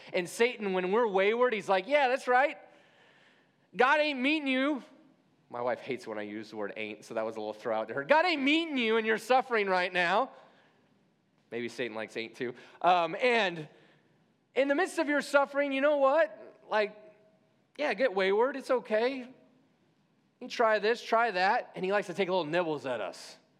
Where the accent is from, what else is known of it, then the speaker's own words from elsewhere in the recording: Midwest, United States; I was born in the Midwest.